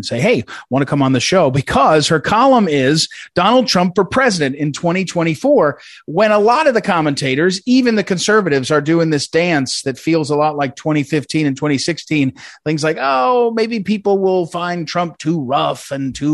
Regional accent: New Jersey, United States; I grew up in New Jersey

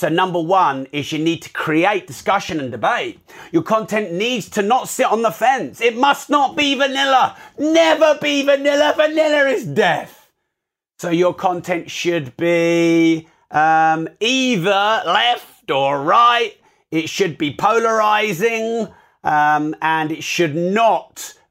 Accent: United Kingdom; I'm too British.

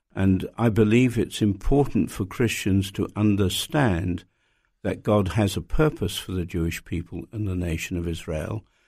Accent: United Kingdom; as a British person

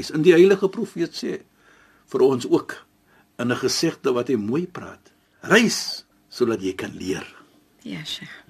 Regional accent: Cape Town, Western Cape, South Africa; ek is van Suid-Afrika. Ja. Ek is van Kaapstad, die mooiste mooiste stad

